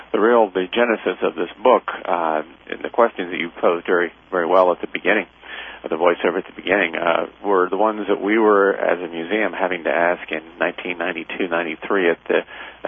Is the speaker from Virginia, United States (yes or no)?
yes; Virginia, United States; also born or lived in California; I was born in California but moved to Virginia at age three, I think, so all my schooling from first grade on through graduate school was in Virginia